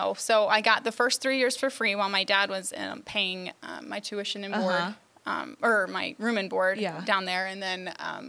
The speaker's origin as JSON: {"language": "English", "town": "Woodburn", "region": "Indiana", "country": "United States", "lives_now": "Huntington, United States", "said": "I am from Woodburn, Indiana."}